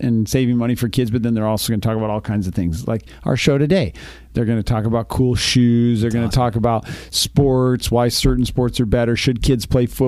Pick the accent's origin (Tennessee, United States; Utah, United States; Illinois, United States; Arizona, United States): Utah, United States; Richfield; moved away; I grew up in Richfield, Utah, big booming metropolis.